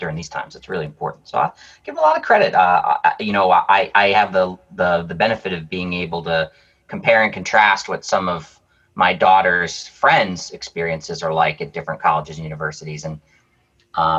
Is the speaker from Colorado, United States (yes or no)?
no; Worcester, Massachusetts, United States; also born or lived in Pennsylvania; I was born and raised in Worcester